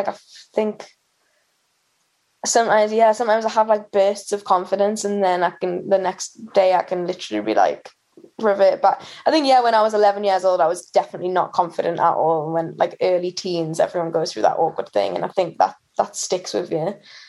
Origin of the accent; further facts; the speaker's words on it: Newcastle upon Tyne, North East England, United Kingdom; In Newcastle. So yeah, I went to like an all-girls school in Newcastle